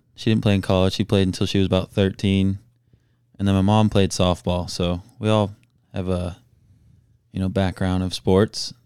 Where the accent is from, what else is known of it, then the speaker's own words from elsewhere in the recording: Melbourne, Florida, United States; I was born and raised in Melbourne, Florida